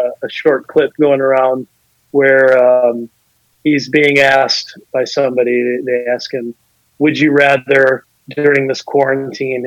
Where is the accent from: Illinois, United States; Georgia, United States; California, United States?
Illinois, United States; Rockford; moved away; also born or lived in Lodi, Wisconsin / Madison, Wisconsin; I'm from Rockford